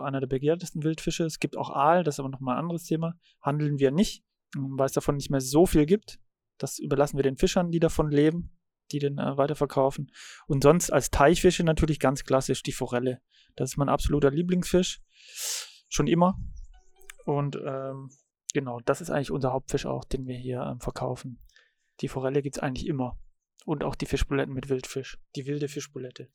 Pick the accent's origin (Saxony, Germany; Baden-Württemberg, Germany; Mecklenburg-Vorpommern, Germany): Baden-Württemberg, Germany; Radolfzell; moved away as an adult; also born or lived in Berlin; now in Uckermark, Germany; ich bin äh, am Bodensee aufgewachsen und geboren. Baujahr 80 und bin dort bei Radolfzell groß geworden.